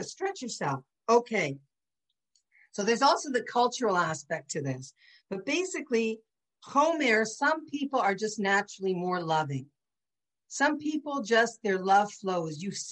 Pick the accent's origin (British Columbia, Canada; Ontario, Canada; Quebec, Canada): Ontario, Canada; St. Catharines; I'm from St. Catharines. We talked to strangers our whole life.